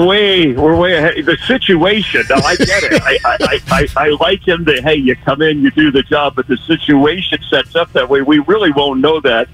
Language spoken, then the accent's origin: English; North Miami, Florida, United States; born there; I was born in 1959 in Miami, well, North Miami, towards Fort Lauderdale, Florida.